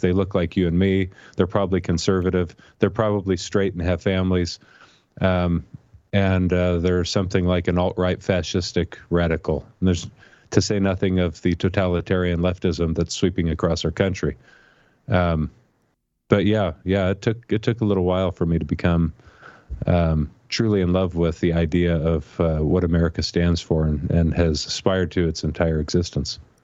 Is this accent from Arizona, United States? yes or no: yes; Tucson, Arizona, United States; moved away as an adult; I grew up in Tucson. I was born and raised there